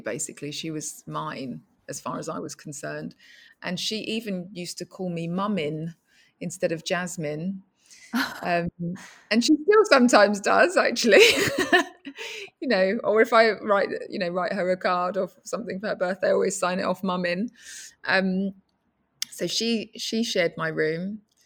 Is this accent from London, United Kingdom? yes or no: yes; London, United Kingdom; when I was a child growing up in East London